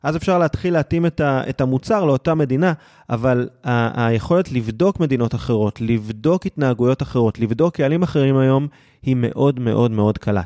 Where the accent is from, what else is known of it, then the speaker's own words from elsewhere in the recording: Israel; הצלחנו בתור ישראלים במדינה שהיא לא מדינת האם שלנו